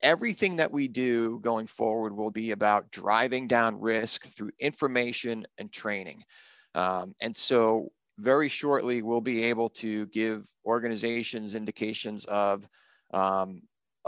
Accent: South Shore, Massachusetts, United States; I grew up in Massachusetts, and in the South Shore there

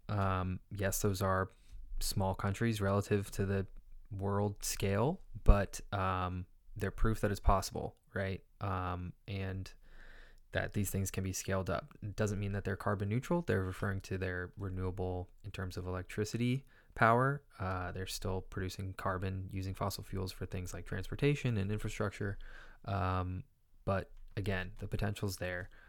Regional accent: California, United States; California, my home state.

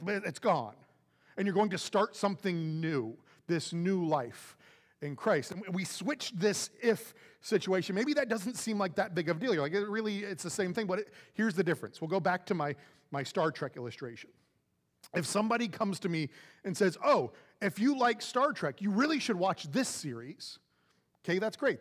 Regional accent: Florida, United States; now in Jersey Village, United States; I'm from Florida

